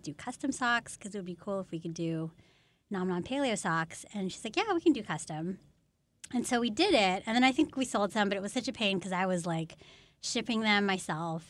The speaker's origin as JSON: {"language": "English", "town": "Menlo Park", "region": "California", "country": "United States", "tie": "born or raised there", "said": "I grew up in Menlo Park"}